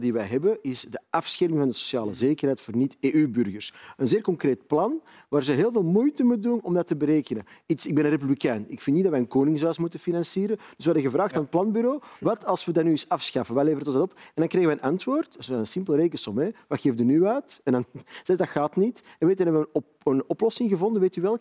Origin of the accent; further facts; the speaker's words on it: Antwerp, Flanders, Belgium; Ik ben opgegroeid in de Kennotstraat in Antwerpen